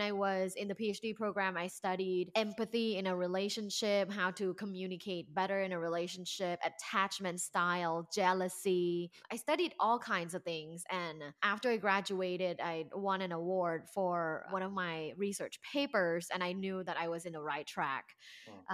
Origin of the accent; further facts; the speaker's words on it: Thailand; moved away as an adult; now in Los Angeles, United States; I am originally from Thailand.